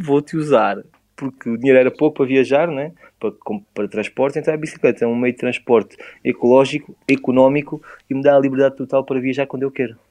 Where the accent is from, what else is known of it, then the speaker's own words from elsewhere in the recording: Portugal; Eu sou de Portugal.